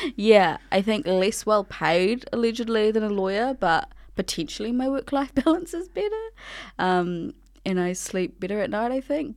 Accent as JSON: {"language": "English", "area": "Ngāti Kahu ki Whangaroa", "region": "Northland", "country": "New Zealand", "said": "I'm from Ngāti Kahu Ki Whangaroa"}